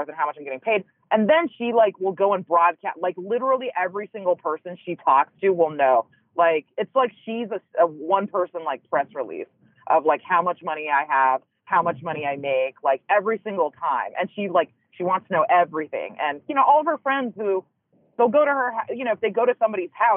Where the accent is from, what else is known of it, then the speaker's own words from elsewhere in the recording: Los Angeles, California, United States; also born or lived in China; I came to LA when I was 4, but then my parents sent me back, like when I was like from 7 to 8